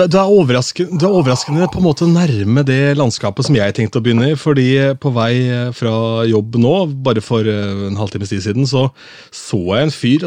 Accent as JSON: {"language": "Norwegian", "town": "Askim", "region": "Østfold", "country": "Norway", "said": "jeg er fra Askim"}